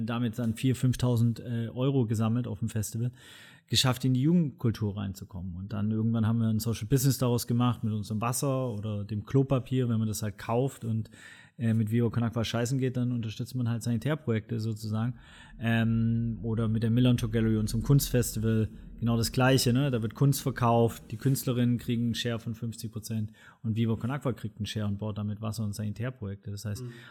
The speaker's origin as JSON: {"language": "German", "region": "Swabia", "country": "Germany", "said": "Ich bin Schwabe, Bildungsbürgertum privilegiert"}